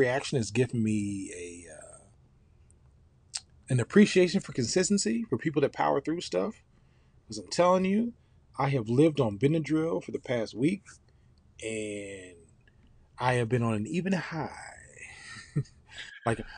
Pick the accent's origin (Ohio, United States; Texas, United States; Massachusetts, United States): Ohio, United States; now in Atlanta, United States; I grew up in Ohio, but I've been coming to Atlanta since I was about five